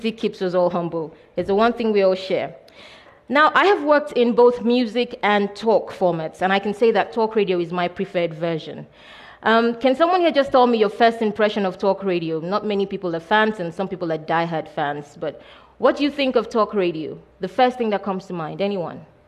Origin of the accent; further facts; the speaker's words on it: Nigeria; I'm Nigerian.